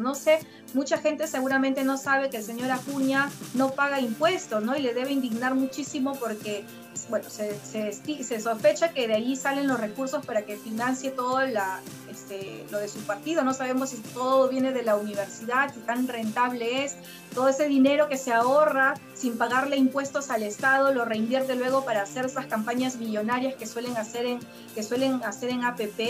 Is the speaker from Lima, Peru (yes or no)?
no; Jequetepeque Valley, La Libertad, Peru; yo también soy hija de pequeños agricultores, vengo de una zona, de una zona rural, yo vengo del Valle Jequetepeque, donde se siembra arroz